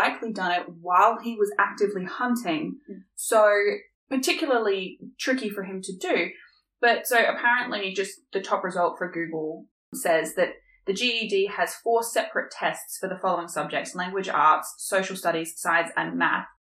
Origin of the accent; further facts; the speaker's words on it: Australia; We are Australian